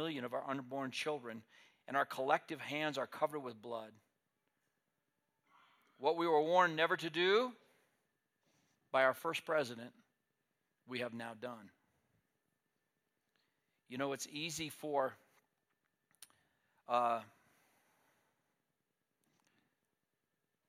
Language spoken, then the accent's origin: English; United States; as American people